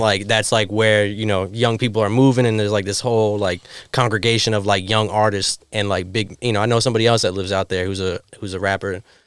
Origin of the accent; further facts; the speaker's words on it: Florida, United States; now in New York City, United States; I'm from Florida